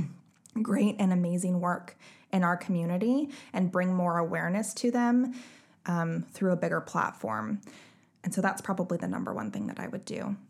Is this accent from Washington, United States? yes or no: yes; Bellingham, Washington, United States; my hometown of Bellingham